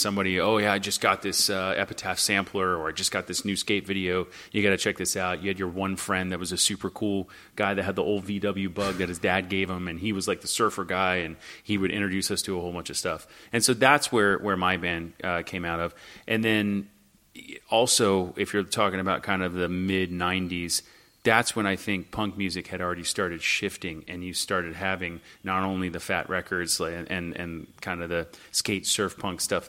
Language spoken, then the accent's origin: English; Hollywood, Florida, United States; I grew up in Hollywood, Florida, the other Hollywood, the Hollywood nobody ever knows about